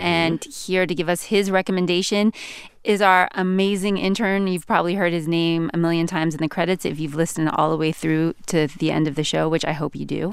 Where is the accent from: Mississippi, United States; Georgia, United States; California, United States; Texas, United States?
California, United States; Northern; I grew up in Northern California